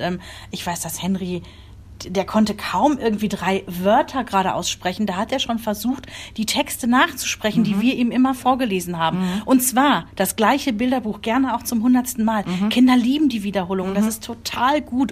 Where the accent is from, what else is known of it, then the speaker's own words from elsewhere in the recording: Germany; bei uns in Deutschland